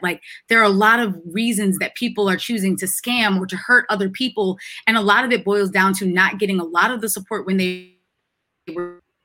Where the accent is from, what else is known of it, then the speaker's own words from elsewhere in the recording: Freeport, New York, United States; moved away; My hometown is a is an incorporated village. We have our own police force. I can go back to Freeport Village in New York